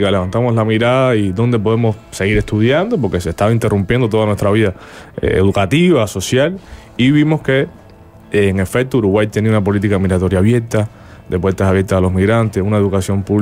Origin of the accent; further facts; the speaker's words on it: Cuba; moved away; esos cubanos luego se van a convertir en lo que somos los exiliados cubanos alrededor del mundo.